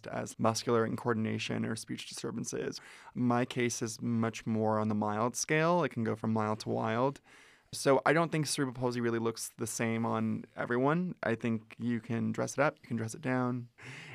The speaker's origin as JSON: {"language": "English", "town": "Ventura", "region": "California", "country": "United States", "tie": "born or raised there", "said": "I grew up in Ventura, which is an hour north of here"}